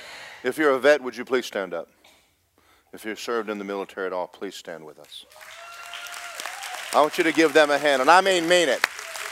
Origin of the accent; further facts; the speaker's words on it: Cherry Point, North Carolina, United States; born there; because I was born in Cherry Point, North Carolina.